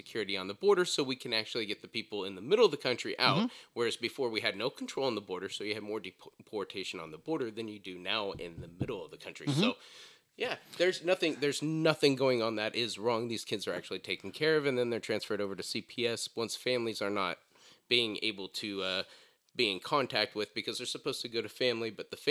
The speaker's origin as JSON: {"language": "English", "country": "United States", "tie": "born or raised there", "said": "I am also Native American, so I really don't give a shit about that. I'm an American. I live here. I was born here."}